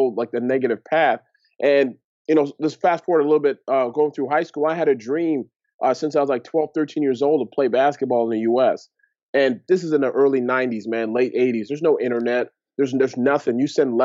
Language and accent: English; Toronto, Ontario, Canada; I grew up in Toronto, Ontario, Canada, to Nigerian parents.